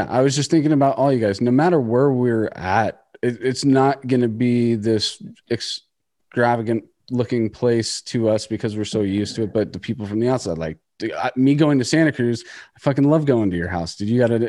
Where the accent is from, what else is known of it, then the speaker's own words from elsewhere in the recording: Iceland; before they even knew … I was from Iceland